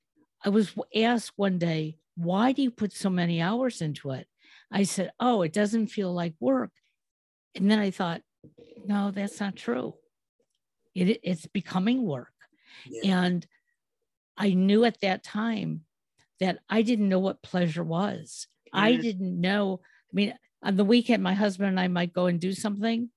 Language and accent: English; Detroit, Michigan, United States; I'm from Motown.